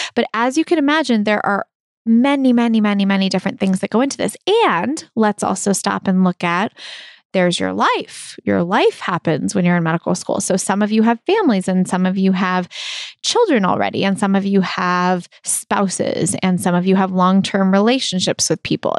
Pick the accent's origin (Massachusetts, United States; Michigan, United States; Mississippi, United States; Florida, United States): Massachusetts, United States; Brookline; I grew up in Brookline, and I, I love it. It's my hometown.